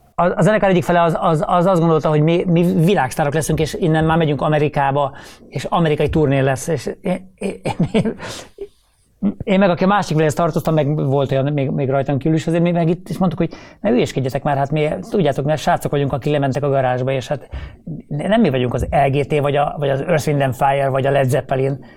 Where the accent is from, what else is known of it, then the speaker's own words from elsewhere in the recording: Szigetszentmiklós, Pest, Hungary; bár Budapest mellett laktunk Sziget Szent Miklóson, de, de, de nem voltunk budapestiek